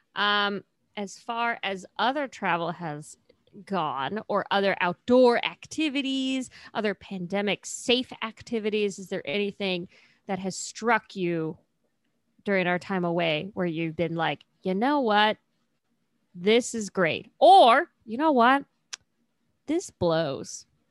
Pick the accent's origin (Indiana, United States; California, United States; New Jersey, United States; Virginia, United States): California, United States; also born or lived in Cincinnati, Ohio; I moved to California when I was very young